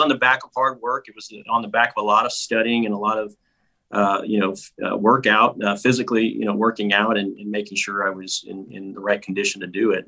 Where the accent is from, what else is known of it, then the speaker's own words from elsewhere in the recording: Los Angeles, California, United States; when I lived in the San Fernando Valley, I lived in an apartment complex with my mom